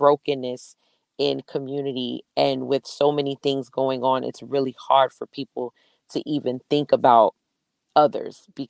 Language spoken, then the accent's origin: English; New York City, New York, United States; I'm from Brooklyn